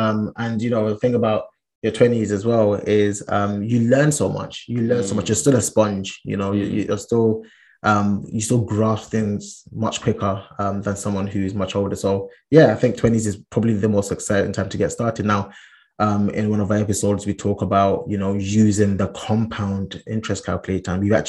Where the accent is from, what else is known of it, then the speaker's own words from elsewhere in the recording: Ghana; Big up my Ghanaians. I am Ghanaian. I was actually born in Ghana as well, but I've been there basically all my life.